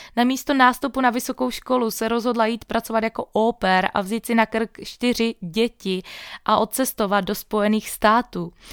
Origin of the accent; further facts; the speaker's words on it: Moravia, Czechia; pocházím z Moravy